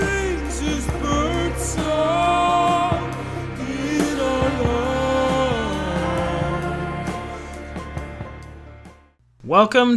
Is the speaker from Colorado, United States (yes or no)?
yes; Denver, Colorado, United States; moved away as an adult; now in Syracuse, United States; I'm originally from Denver